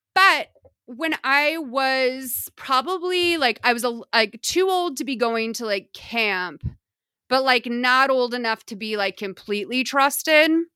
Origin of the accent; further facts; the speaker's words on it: Lexington, Massachusetts, United States; growing up in New England